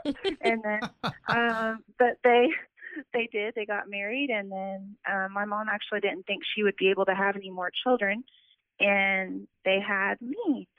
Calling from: Oklahoma City, Oklahoma, United States; I'm calling from Oklahoma City.

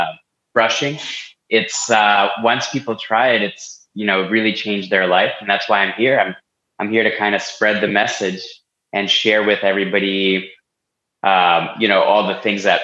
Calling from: Philadelphia, Pennsylvania, United States; I'm out of Philly. I live like right downtown with my 17-month-old twins.

